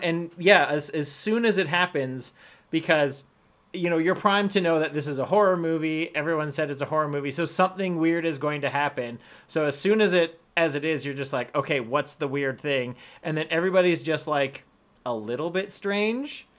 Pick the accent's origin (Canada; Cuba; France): Canada; I'm white, I'm Canadian